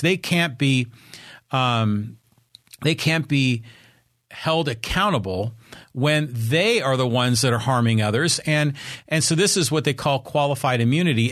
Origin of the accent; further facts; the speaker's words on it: Poway, California, United States; for those of you who live here in my hometown of Poway, California, the city in the country